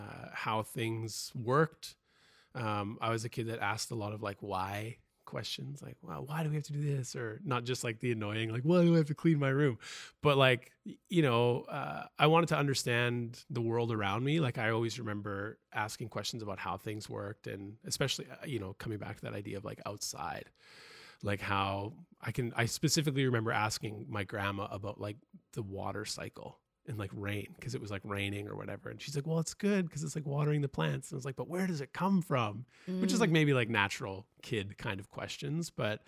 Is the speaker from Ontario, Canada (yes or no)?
no; Richmond, British Columbia, Canada; Ooh, Richmond, the flatlands, or Ditchmond.